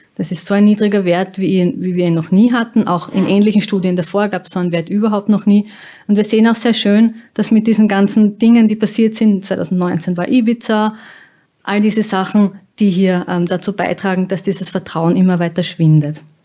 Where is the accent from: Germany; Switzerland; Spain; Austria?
Austria